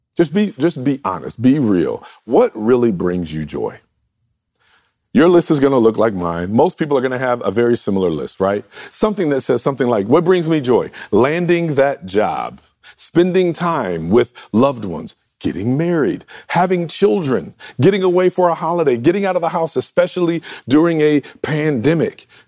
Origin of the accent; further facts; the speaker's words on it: Detroit, Michigan, United States; I grew up in Detroit, the Motor City